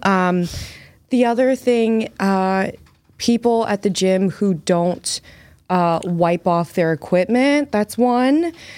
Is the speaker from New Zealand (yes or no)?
no; United States; now in Massachusetts, United States; I'm from the New Jersey, Philly